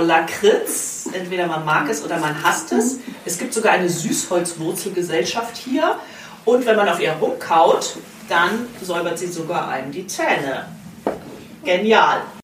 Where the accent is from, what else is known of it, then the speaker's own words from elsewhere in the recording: Bamberg, Bavaria, Germany; moved away as an adult; tatsächlich bin ich vor einem Jahr nach Vierrett gezogen, aber ich sage immer, ich komme aus Bamberg.